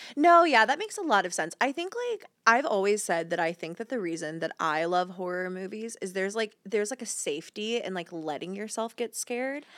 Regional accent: Georgia, United States; I grew up in Georgia

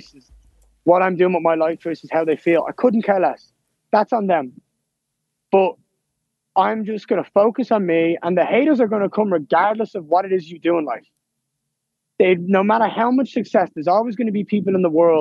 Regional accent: Ireland; I'm at home

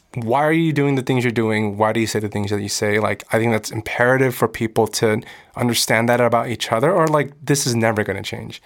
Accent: United States; I'm American. I'm growing up in America. I speak English

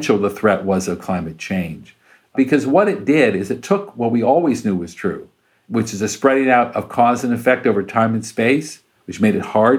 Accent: Urbana, Illinois, United States; moved away; my hometown school, University of Illinois, Urbana, Illinois, where I grew up

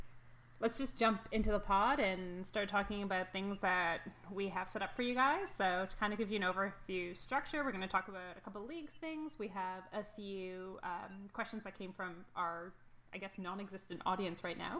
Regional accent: Toronto, Ontario, Canada; I was born and raised in Toronto.

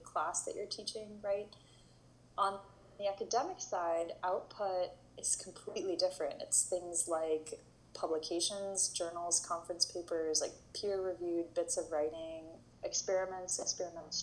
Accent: Berkeley, California, United States; also born or lived in New York City; I grew up in Berkeley, California

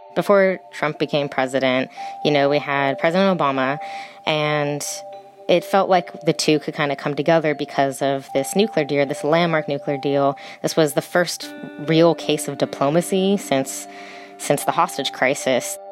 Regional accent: California, United States; America, California is my home

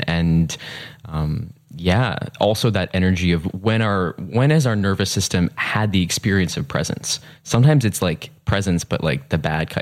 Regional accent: suburban Massachusetts, United States; also born or lived in New York City, United States; I grew up um, partially in New York City. Mm-hmm. That was the first decade of my life, and mm-hmm. then in suburban Massachusetts.

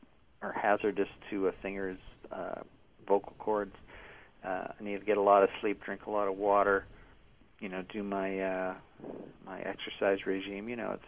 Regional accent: Toronto, Ontario, Canada; I support my hometown.

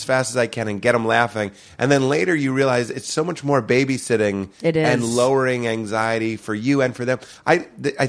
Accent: Boston, Massachusetts, United States; I'm from Boston, but I don't feel like I'm from Boston

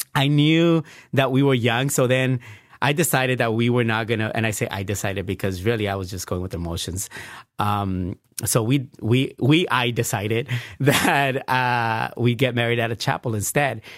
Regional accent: Bell Gardens, California, United States; also born or lived in Pico Union, Los Angeles; I grew up in Bell Gardens

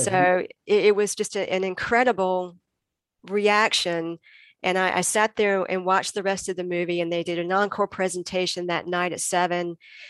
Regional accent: Greenville, North Carolina, United States; he used to play drums in various rock bands around my hometown of Greenville, North Carolina.

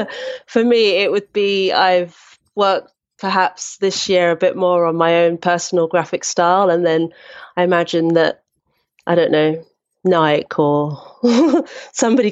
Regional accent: London, United Kingdom; I grew up in Brixton, which is South London.

